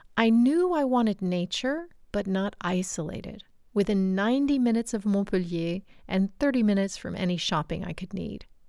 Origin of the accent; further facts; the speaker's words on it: United States; moved away as an adult; also born or lived in Canada; now in France; I was born and raised in the United States and considered American by my family standards